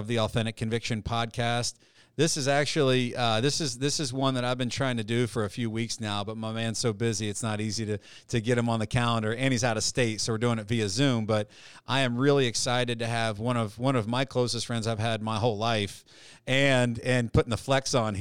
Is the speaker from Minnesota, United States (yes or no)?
no; West Chester, Ohio, United States; we grew up together in the Beckett Ridge area. We were the original Beckett boys, and went to Lakota High School together